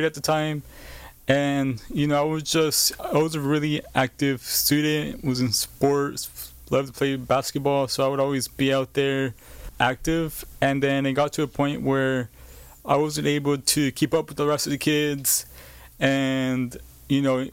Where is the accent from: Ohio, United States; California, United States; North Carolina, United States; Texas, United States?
California, United States; Bakersfield; I was born and raised in Bakersfield, California